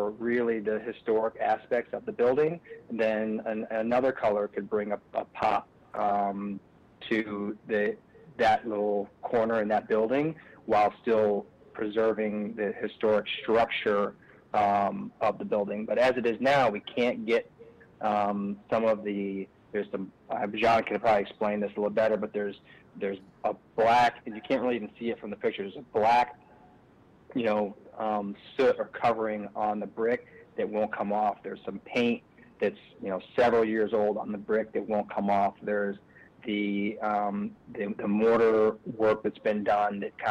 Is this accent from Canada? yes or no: no; Kalamazoo, Michigan, United States; moved away; I'm from the Kalamazoo area